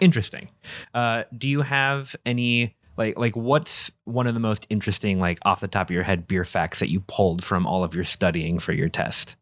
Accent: Minnesota, United States; now in Wisconsin, United States; we're in Wisconsin, I'm from Minnesota, so that, the whole culture is still weird to me.

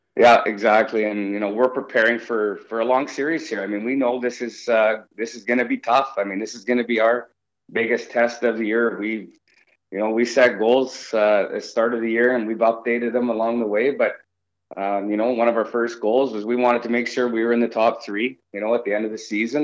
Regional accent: Victoria, British Columbia, Canada; moved away; I'm from Vancouver Island, um, you know, so I was raised in uh, Victoria, BC

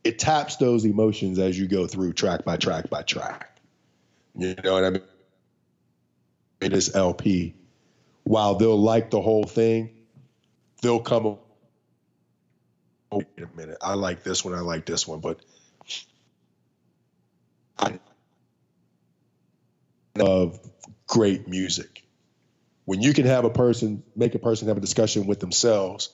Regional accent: United States; my hometown of Coriopolis

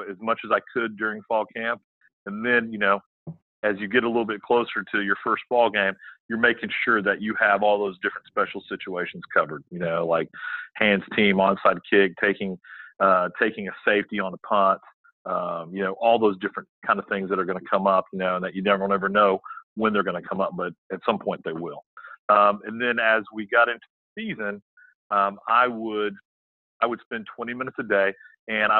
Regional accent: Houston, Texas, United States; moved away as an adult; now in Lexington, South Carolina, United States; I grew up in the Houston area

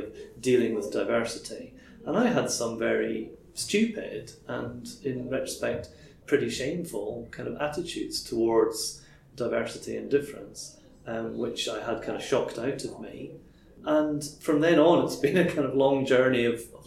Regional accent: Crieff, Scotland, United Kingdom; I grew up in a very monocultural environment, a small town in Crieff.

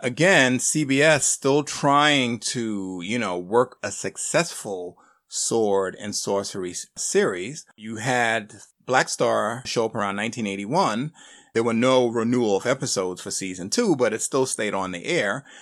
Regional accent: Northeast, United States; me growing up on in the Northeast

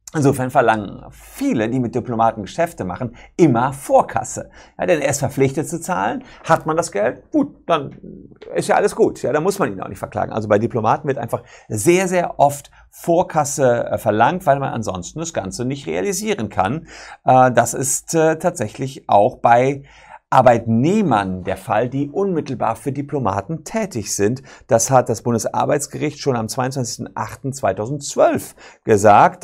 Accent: Germany; Bei uns Deutschen

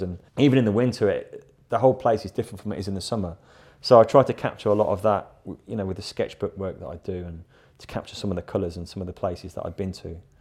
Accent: Rugby, West Midlands, United Kingdom; also born or lived in London; now in Battle, United Kingdom; I was born in a, in a town called Rugby, which is still very close to my heart

